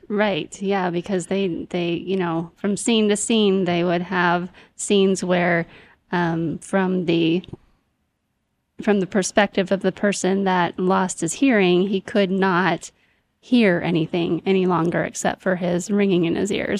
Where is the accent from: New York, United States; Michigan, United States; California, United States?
Michigan, United States; moved away; I'm from Michigan